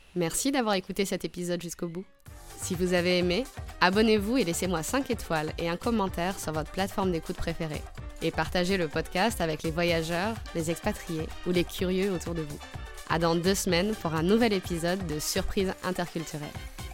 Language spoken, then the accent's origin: French; France; je suis française